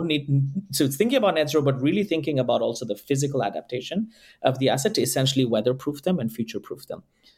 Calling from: Bay Area, California, United States; the COO at Servest, calling from the Bay Area, California.

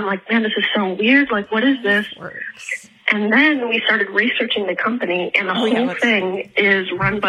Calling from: Prague, Czechia; I'm just now realizing that I am definitely calling from Prague, and this is going to cost me a fuck ton.

